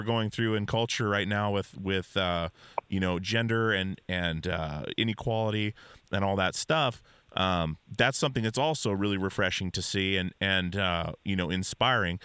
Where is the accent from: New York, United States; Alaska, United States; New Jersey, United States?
Alaska, United States; now in Portland, United States; I grew up in Alaska.